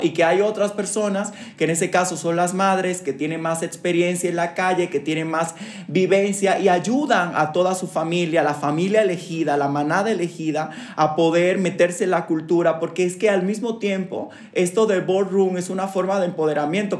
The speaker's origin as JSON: {"language": "Spanish", "country": "Dominican Republic", "moved": "yes", "said": "soy de República Dominicana, soy una persona migrante"}